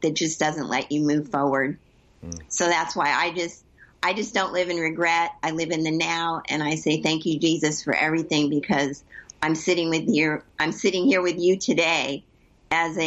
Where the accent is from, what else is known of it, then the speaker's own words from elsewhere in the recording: Southern California, United States; moved away as an adult; also born or lived in Northeast Ohio; now in Ohio, United States; I was born and raised in Southern California, and I was transported, which I'm sure we'll get into Northeast Ohio in 2008